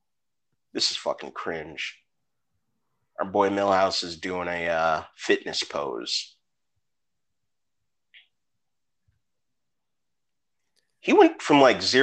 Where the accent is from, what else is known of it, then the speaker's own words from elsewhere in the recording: United States; I'm American